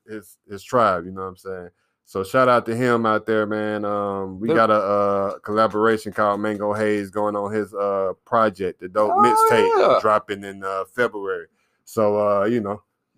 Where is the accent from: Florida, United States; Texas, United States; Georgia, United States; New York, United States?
Georgia, United States; Northwest; I'm from Northwest Georgia.